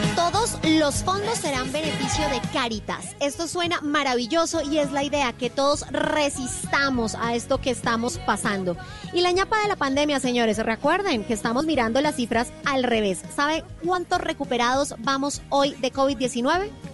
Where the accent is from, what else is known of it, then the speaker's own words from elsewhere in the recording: Bogotá, Bogotá Capital District, Colombia; yo soy más cachaca que Monserrati, súper cachaca